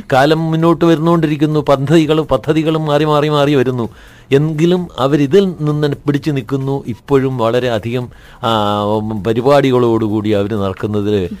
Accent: Vaikom, Cherthala, Kerala, India; ഒരു കാലത്ത് ഞങ്ങളുടെ നാട്ടില് അതായത് വൈക്കം ചേർത്തല കേരളത്തിൽ

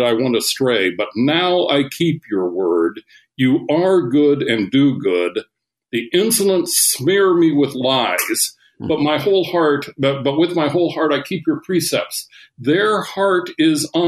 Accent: Seattle, Washington, United States; I grew up in Seattle, Washington

